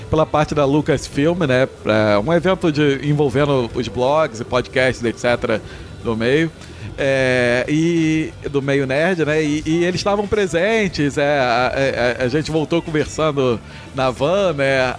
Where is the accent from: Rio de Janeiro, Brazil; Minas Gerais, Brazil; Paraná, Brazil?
Rio de Janeiro, Brazil; mas eu sou do Rio